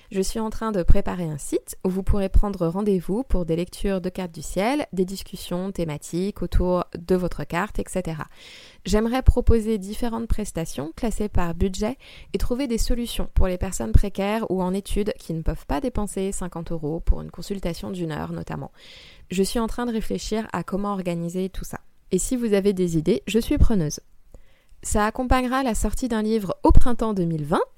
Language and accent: French; Île-de-France, France; Euh, j'ai grandi dans le Val-de-Marne et après avoir passé un bac littéraire, je suis entrée à Sciences Po.